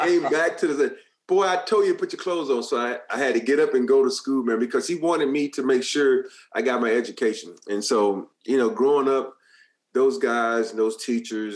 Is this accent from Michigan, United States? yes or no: no; Alabama, United States; moved away as an adult; also born or lived in Maryland; now in California, United States; I grew up in Alabama